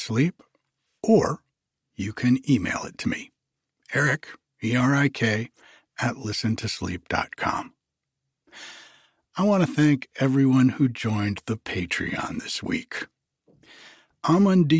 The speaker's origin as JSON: {"language": "English", "region": "Rhode Island", "country": "United States", "tie": "born or raised there", "moved": "yes", "said": "I grew up back in Rhode Island"}